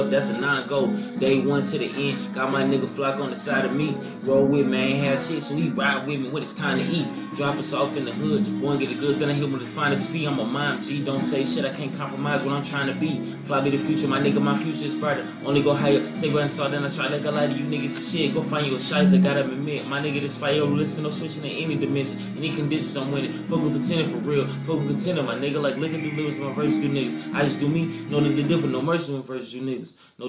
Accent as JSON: {"language": "English", "region": "the South", "country": "United States", "tie": "born or raised there", "said": "I grew up in the South where it was like, you know how we grew up, like, you know, freestyling"}